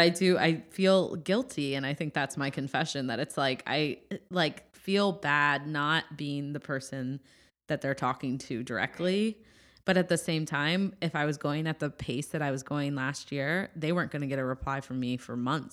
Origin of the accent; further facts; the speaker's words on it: Midwest, United States; moved away; I'm from the Midwest